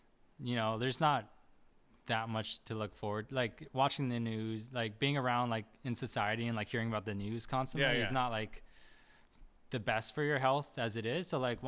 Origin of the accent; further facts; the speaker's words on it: Hawaii, United States; moved away; I'm from Hawaii.